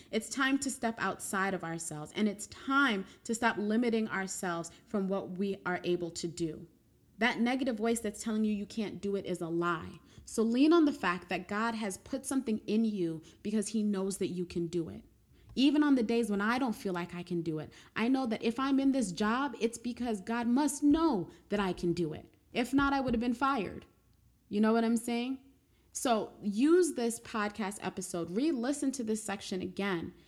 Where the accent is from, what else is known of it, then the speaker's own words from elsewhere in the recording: New York, United States; as a New Yorker